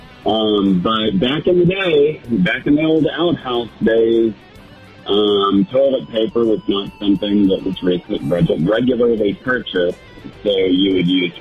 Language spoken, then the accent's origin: English; Kentucky, United States; I grew up in Kentucky, and we had a 600-acre farm.